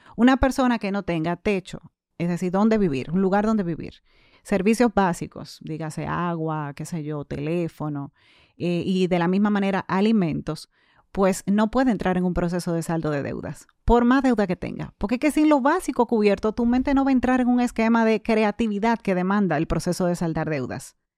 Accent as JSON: {"language": "Spanish", "town": "Santo Domingo", "region": "Distrito Nacional", "country": "Dominican Republic", "tie": "born or raised there", "said": "Yo nací, crecí y actualmente resido en Santo Domingo."}